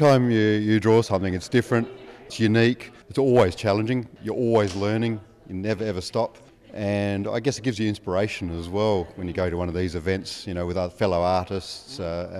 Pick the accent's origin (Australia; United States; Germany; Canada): Australia; Adelaide, South Australia; now in Griffith, Australia; I live here now, but originally from Adelaide.